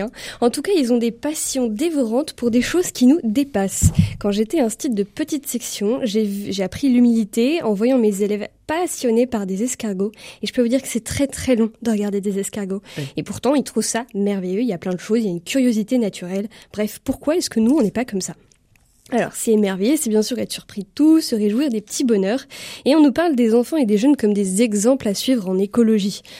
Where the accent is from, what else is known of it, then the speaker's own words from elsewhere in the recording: France; en tant que Français